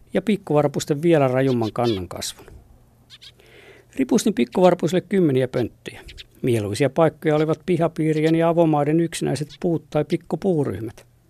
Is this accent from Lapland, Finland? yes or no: no; Lappeenranta, South Karelia, Finland; koulupaikkakuntani Lauritsalan